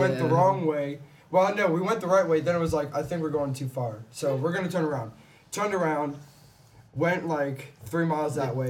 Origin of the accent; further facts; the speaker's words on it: Denton, Maryland, United States; I'm from Denton.